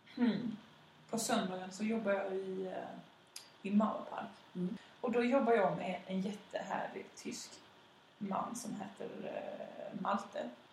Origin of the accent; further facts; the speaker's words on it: Malmö, Skåne, Sweden; also born or lived in Västra Hamnen, Malmö; Jag växte upp i Limhamn